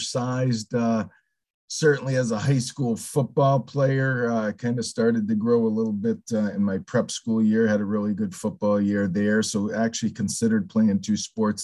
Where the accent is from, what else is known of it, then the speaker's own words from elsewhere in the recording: Northampton, Massachusetts, United States; I grew up in Northampton, so I'm a Western Mass